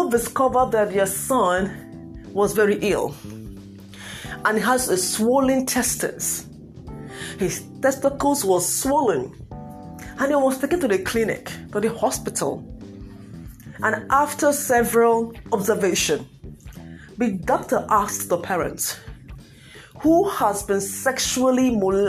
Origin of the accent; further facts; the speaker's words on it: Nigeria; I'm from Nigeria.